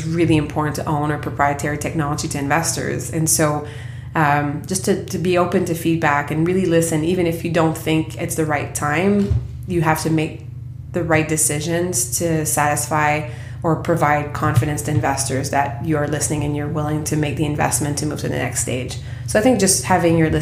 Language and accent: English; Quebec, Canada; I come from Quebec